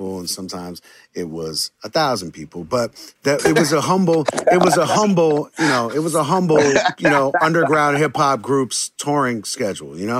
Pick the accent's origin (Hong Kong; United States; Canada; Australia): United States; New York City, New York; born or raised there